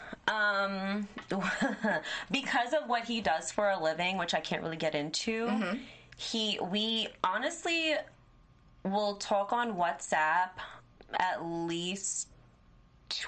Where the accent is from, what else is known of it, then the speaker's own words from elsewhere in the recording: Jamaica; moved away; I'm Jamaican